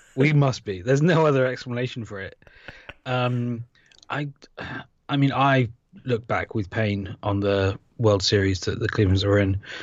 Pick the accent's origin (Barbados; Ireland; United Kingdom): United Kingdom; accent: British; moved away; my accent